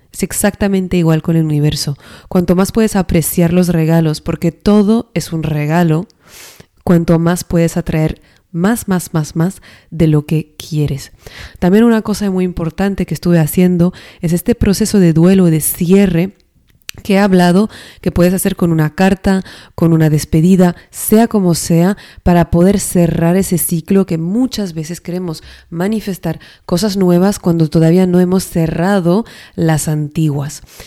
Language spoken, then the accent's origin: Spanish; northern France, France; now in Spain; yo vengo del norte de Francia